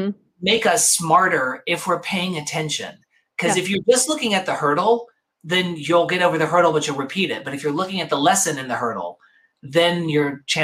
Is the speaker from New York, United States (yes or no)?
yes; New York, United States; But that's why I'm a New Yorker. No matter where I go, I'm a displaced New Yorker.